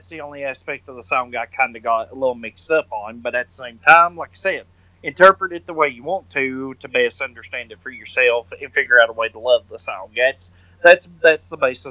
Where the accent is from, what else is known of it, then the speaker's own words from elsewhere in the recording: the South, United States; I'm from the South